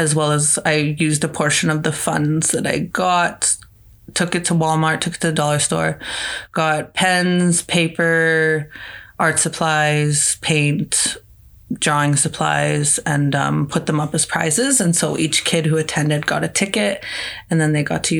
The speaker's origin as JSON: {"language": "English", "town": "Meadow Lake", "region": "Saskatchewan", "country": "Canada", "moved": "yes", "lives_now": "Saskatoon, Canada", "said": "I'm originally from Meadow Lake, Saskatchewan"}